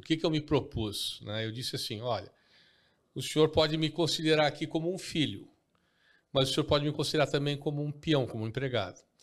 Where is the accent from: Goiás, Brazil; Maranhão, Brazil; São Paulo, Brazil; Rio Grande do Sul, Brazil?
Rio Grande do Sul, Brazil; Porto Alegre; eu cresci aqui em Porto Alegre